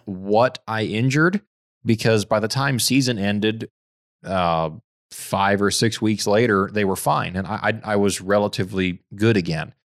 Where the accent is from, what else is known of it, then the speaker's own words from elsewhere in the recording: Fiji; moved away; growing up in Fiji, I, I was barefoot all the time